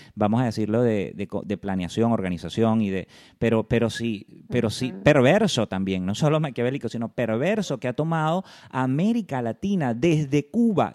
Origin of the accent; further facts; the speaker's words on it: Venezuela; como venezolano